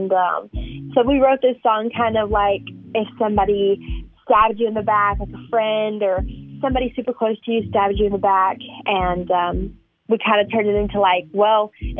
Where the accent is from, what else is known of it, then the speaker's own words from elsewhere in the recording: Charlotte, North Carolina, United States; I'm actually from Charlotte, North Carolina